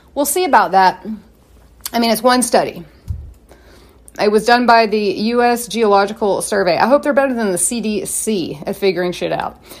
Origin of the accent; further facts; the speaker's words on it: United States; I'm an American